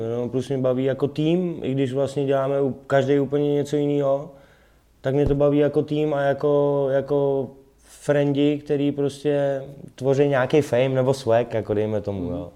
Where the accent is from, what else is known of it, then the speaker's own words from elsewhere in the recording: Prague, Czechia; já jsem Pražák rodilej